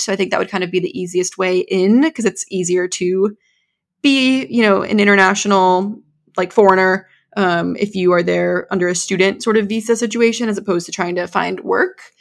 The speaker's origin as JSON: {"language": "English", "region": "New Hampshire", "country": "United States", "tie": "born or raised there", "said": "I was born and raised here in New England"}